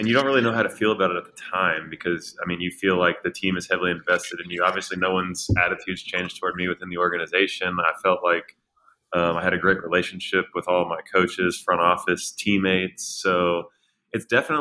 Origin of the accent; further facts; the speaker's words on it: Houston, Texas, United States; Houston because it was my hometown team